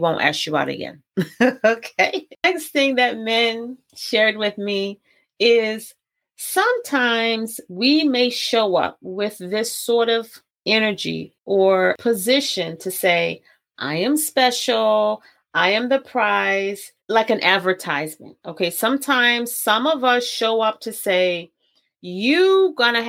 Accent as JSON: {"language": "English", "town": "Baltimore", "region": "Maryland", "country": "United States", "said": "I'm from Baltimore"}